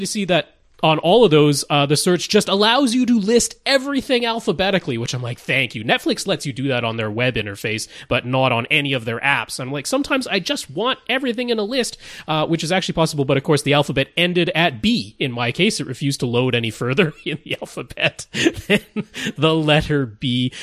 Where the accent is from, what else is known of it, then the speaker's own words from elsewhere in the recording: Canada; accent: Canadian; I don't really try to get rid of my Canadian accent